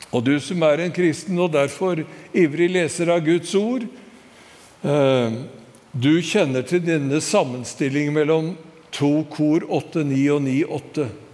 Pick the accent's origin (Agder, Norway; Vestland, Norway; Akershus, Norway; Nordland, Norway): Akershus, Norway; Skedsmo; hjembygda mi i Skedsmo